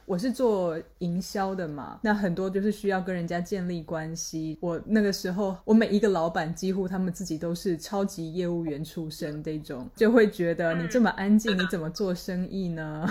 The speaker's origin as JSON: {"language": "Chinese", "country": "Taiwan", "accent": "Taiwanese", "said": "听我的口音就知道我是台湾人"}